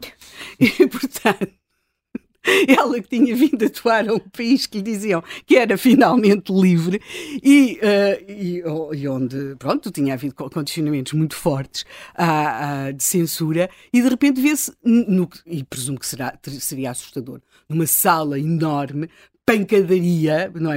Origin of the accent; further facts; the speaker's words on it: Lisbon, Portugal; nós, e aqui no caso, enquanto Lisboetas